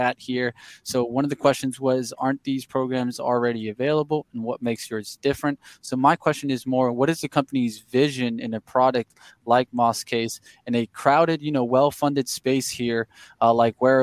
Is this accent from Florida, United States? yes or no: yes; Miami, Florida, United States; I'm from Miami. I know the great weather